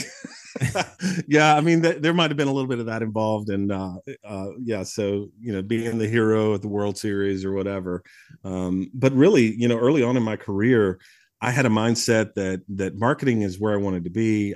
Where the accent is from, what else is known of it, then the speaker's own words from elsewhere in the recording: Mauldin, South Carolina, United States; I grew up in the upstate of South Carolina, so I was raised just outside of Malden, you know, in, in Greenville County